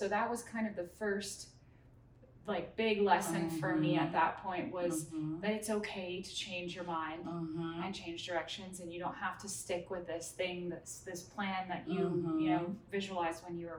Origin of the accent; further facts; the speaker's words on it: Thailand; also born or lived in Munich, Germany / Singapore; So I was born in Munich, Germany. My parents are both German, so I'm like first generation American. Grew up in Southeast Asia. I was very, very fortunate to, we lived in Thailand for 6 years and then Singapore for 6 years.